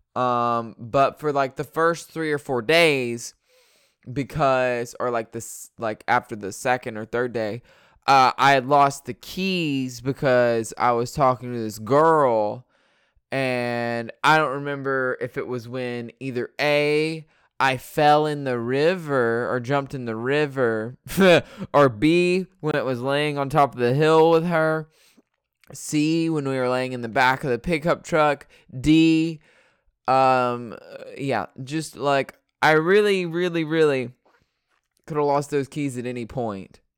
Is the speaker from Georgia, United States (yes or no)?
yes; Georgia, United States; also born or lived in North Dakota; I am in Georgia, which is where I was born and raised in Georgia